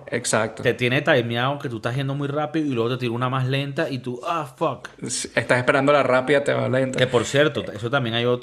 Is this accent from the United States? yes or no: no; Venezuela; crecí con, en Venezuela